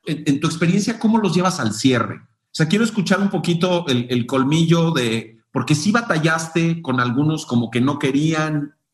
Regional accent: Mexico; nuestra cultura como mexicanos

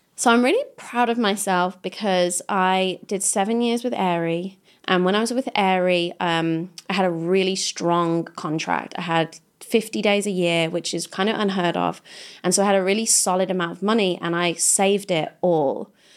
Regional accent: Kidderminster, West Midlands, United Kingdom; moved away; I come from Kidderminster. I'm not trying to go back there.

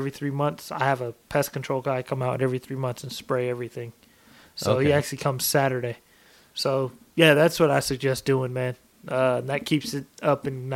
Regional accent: Washington, United States; moved away; That's my home state, Washington State

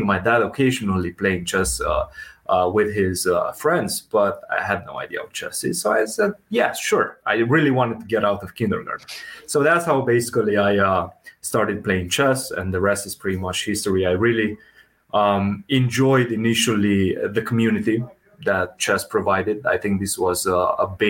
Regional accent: Romania; moved away as an adult; now in United States; Before college, I come from Romania. So we don't have a big basketball culture in Romania

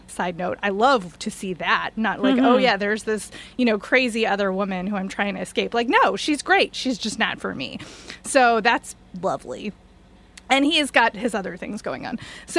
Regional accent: East Coast, United States; I'm from the East Coast

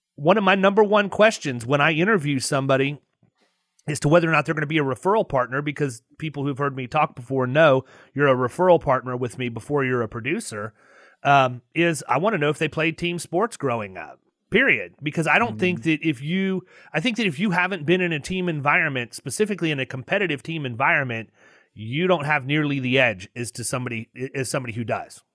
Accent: outside Cleveland, Ohio, United States; moved away; I was born up outside Cleveland, Ohio.

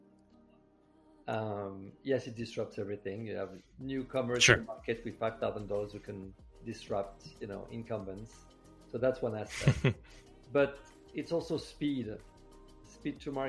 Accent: Paris, Île-de-France, France; moved away as an adult; also born or lived in New York; now in Los Angeles, United States; I was born in Paris, grew up in France. I moved to the United States about 25 years ago, first 10 years in New York and the past 15 years in Los Angeles

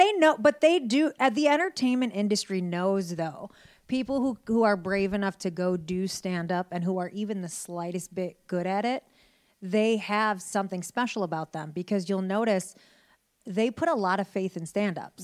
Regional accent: Detroit, Michigan, United States; I was born in Detroit, Michigan

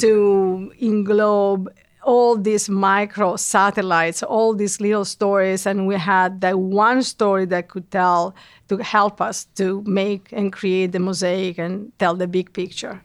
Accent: Italy; moved away as an adult; now in New York, United States; both of us were, uh, born and raised in Italy

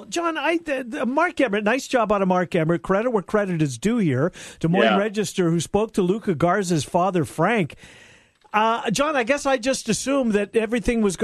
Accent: Canada; I'm a Canadian

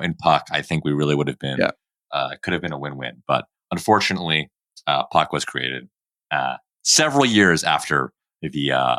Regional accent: Delaware, United States; in the United States, my home state of Delaware.

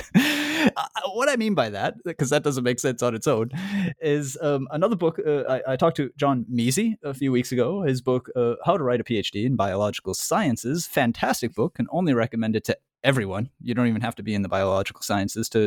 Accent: United States; I'm American

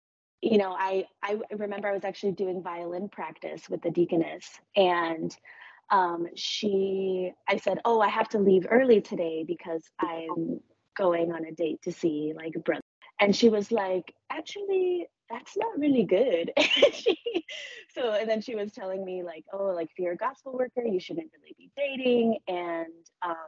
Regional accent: New Mexico, United States; I think like I grew up in New Mexico, so the culture there is just different.

